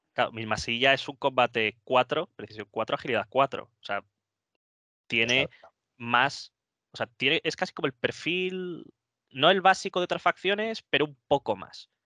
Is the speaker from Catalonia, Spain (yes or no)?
no; Móstoles, Community of Madrid, Spain; yo soy de Móstoles, en, Madrid